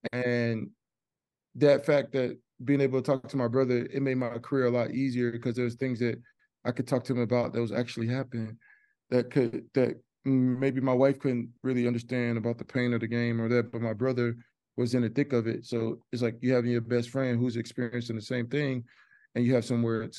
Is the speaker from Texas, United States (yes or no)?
yes; Texas, United States; Man, I grew up in Texas, like, people used to make jokes all the time.